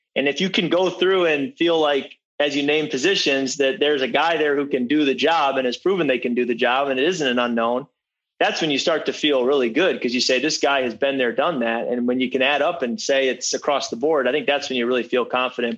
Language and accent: English; Michigan, United States; moved away as an adult; also born or lived in Washington; now in Minnesota, United States; I'm growing up in Michigan.